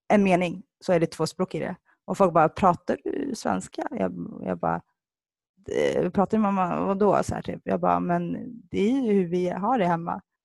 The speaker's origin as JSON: {"language": "Swedish", "town": "Stockholm", "region": "Stockholm County", "country": "Sweden", "tie": "born or raised there", "also_born_or_lived": "Sollefteå / Somalia", "said": "jag föddes i Sollefteå, uppväxt i Stockholm, rötter i, i Somalia"}